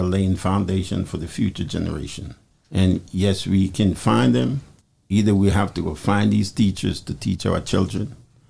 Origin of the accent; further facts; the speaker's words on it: Jamaica; now in Trenton, United States; Yeah, I'm a Jamaican man. I was born in Jamaica.